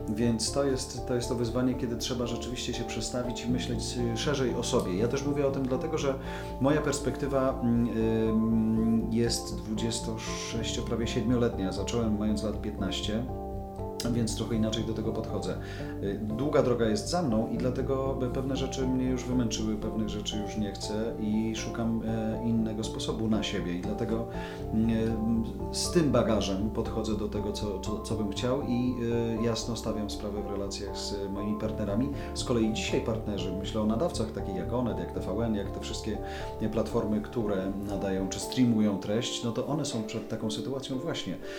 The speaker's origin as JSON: {"language": "Polish", "country": "Poland"}